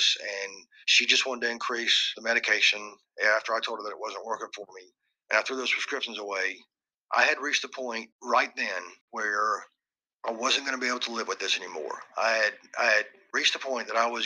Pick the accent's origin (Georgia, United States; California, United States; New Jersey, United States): Georgia, United States; Warner Robins; born or raised there